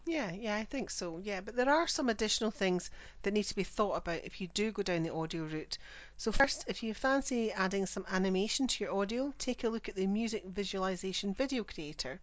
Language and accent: English; Scotland, United Kingdom; I'm the Scottish one